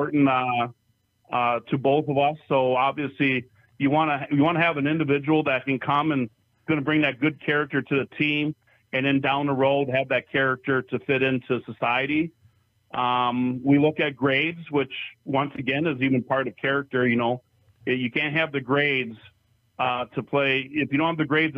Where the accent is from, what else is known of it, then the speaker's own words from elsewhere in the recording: Minocqua, Wisconsin, United States; also born or lived in Upper Peninsula, Michigan; Lakeland High School in Monaco, Wisconsin.